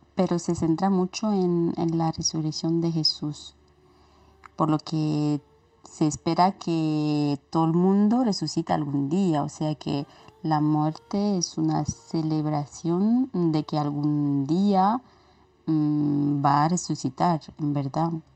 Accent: Romania; ¿cómo se celebra Halloween en Rumanía, en mi país?

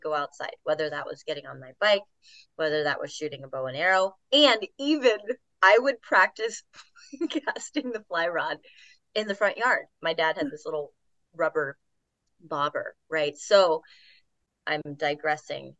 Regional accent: Virginia, United States; also born or lived in Kansas City, Missouri; now in Asheville, United States; Grew up in various parts of Virginia, Richmond, Charlottesville, went to college in Harrisonburg

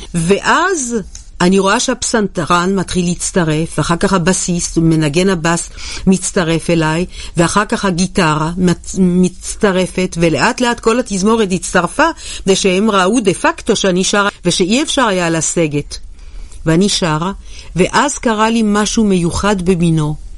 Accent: Jerusalem, Jerusalem District, Israel; ירושלים זאת העיר שבה נולדתי

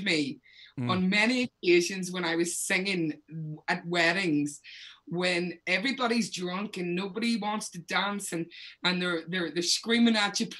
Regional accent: Belfast, Northern Ireland, United Kingdom; moved away as an adult; growing up in Belfast, he was everywhere. And I mean, I was very young.

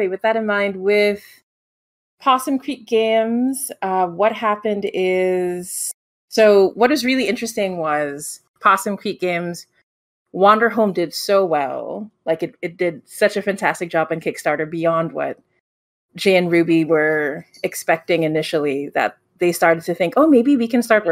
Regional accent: Philippines; I'm from the Philippines

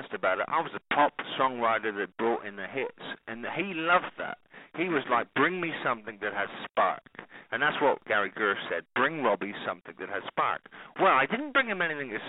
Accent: England, United Kingdom; I come from England, so I grew up in the churches.

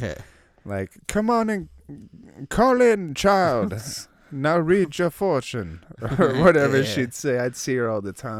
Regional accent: Los Angeles, California, United States; I'm from California. Yeah. Los Angeles, California, man.

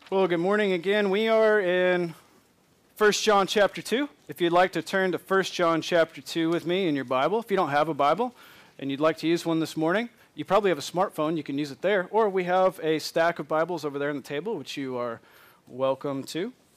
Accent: Michigan, United States; moved away; I'm from Michigan

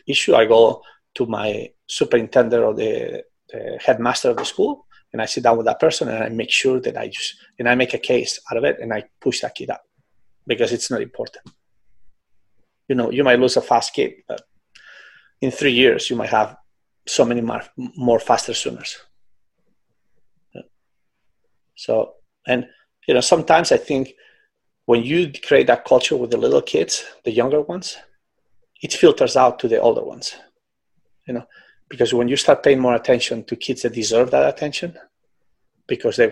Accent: Barcelona, Catalonia, Spain; moved away; in Barcelona, you know, in my hometown.

